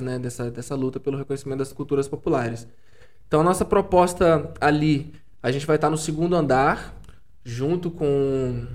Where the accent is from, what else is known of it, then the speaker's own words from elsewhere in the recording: São Mateus, Espírito Santo, Brazil; eu venho de São Mateus, no norte do estado